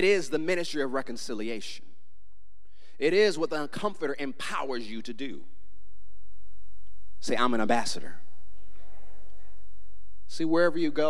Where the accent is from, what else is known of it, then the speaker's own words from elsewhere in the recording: United States; I'm an American